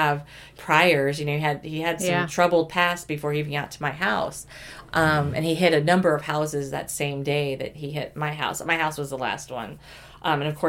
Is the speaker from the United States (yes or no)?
yes; Oklahoma, United States; I grew up many years in Oklahoma